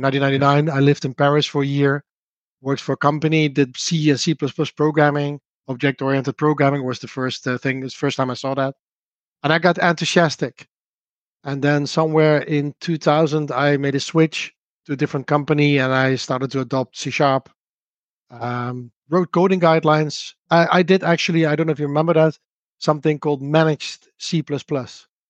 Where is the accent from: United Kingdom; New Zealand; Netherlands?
Netherlands; accent: Dutch; English is a second language; I'm from the Netherlands, which you can obviously hear from my accent.